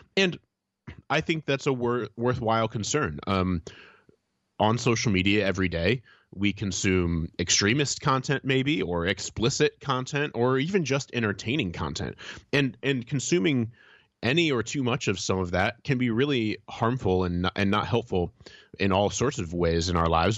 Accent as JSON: {"language": "English", "region": "Indiana", "country": "United States", "tie": "born or raised there", "moved": "yes", "said": "I visited my hometown recently. My wife and I were, uh, going all around Indiana"}